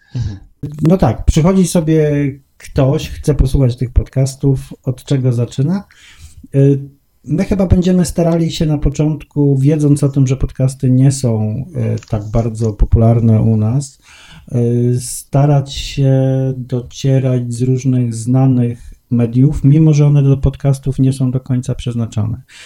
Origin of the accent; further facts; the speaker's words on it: Gdańsk, Pomeranian Voivodeship, Poland; now in Warsaw, Poland; ja też nie jestem z Warszawy, chociaż mówię z Warszawy i mieszkam w Warszawie, jestem z Gdańska i tak się zawsze będę przedstawiał